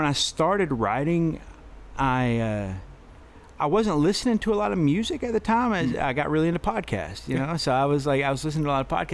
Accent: Cranfills Gap, Texas, United States; I grew up in Cranfield's Gap

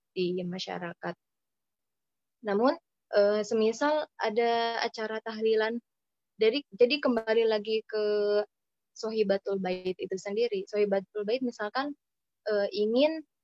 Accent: West Java, Indonesia; also born or lived in Cakung, Jakarta; now in Jakarta, Indonesia; saya di Jawa Barat di tempat saya itu

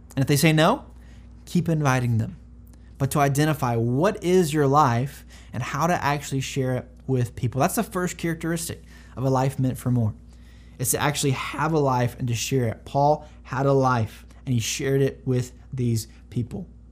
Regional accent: North Carolina, United States; now in San Antonio, United States; I'm from North Carolina originally, and uh, I was homeschooled until high school

